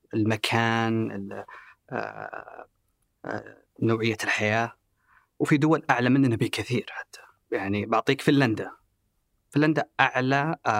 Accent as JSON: {"language": "Arabic", "country": "Saudi Arabia", "said": "احنا كسعوديين"}